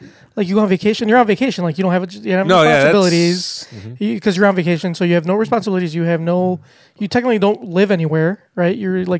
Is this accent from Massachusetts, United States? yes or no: no; Chicago, Illinois, United States; also born or lived in Cicero; I was born in Chicago, too.